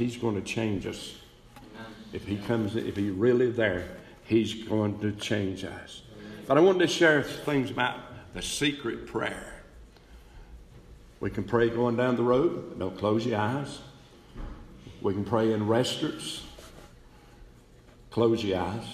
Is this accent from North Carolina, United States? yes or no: yes; East Bend, North Carolina, United States; moved away; I was back in East Bend, North Carolina, a little town